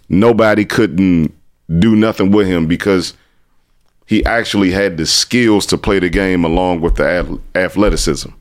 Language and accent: English; Washington, District of Columbia, United States; also born or lived in Trinidad / Los Angeles; born and raised in Southeast Minnesota Avenue by way of Trinidad